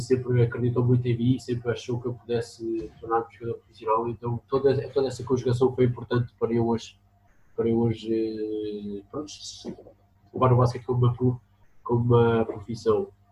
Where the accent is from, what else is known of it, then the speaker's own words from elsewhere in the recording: Lisbon, Portugal; also born or lived in Aveiro; eu nasci em Lisboa, depois vivi a Aveiro